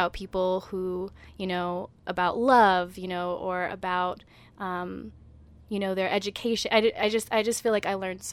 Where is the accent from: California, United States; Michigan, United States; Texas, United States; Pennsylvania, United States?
California, United States; Berkeley; moved away as an adult; now in Brooklyn, United States; I'm originally from Berkeley, California, but I've spent the past 5 years living in Brooklyn, New York